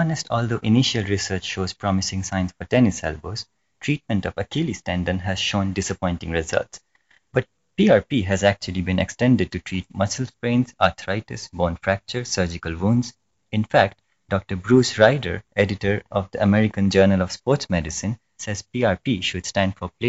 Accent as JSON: {"language": "English", "country": "India", "said": "I'm Indian?"}